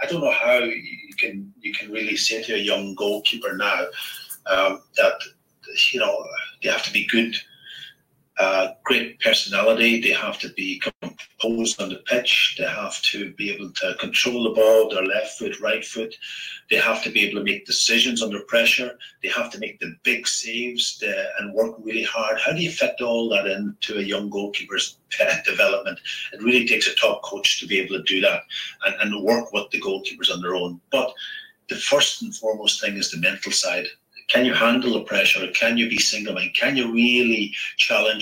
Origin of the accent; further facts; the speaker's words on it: County Donegal, Ireland; I grew up in Donegal